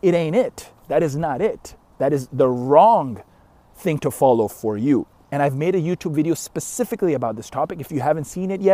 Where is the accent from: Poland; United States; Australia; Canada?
Canada; I'm Canadian